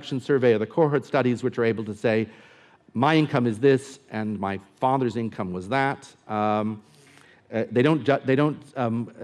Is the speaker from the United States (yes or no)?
yes; United States; I'm American